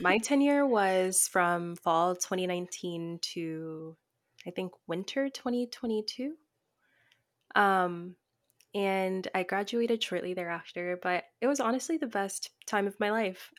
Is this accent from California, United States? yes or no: no; Tennessee, United States; moved away as an adult; I was away from home, I'm from Tennessee